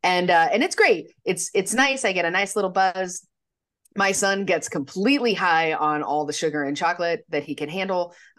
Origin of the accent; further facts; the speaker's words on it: Montana, United States; So imagine that you had the same problem that I did growing up in Montana, where you would get this cool costume and then you'd have to wear a parka over it because it's like negative 20 outside.